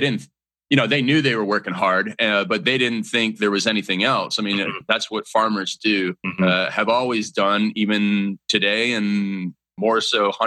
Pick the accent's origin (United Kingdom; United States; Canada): Canada; growing up in Canada